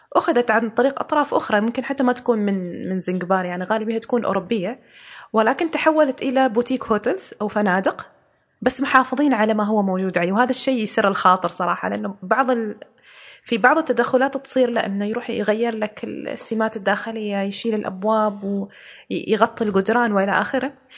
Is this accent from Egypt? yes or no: no; Oman; إحنا عندنا في عمان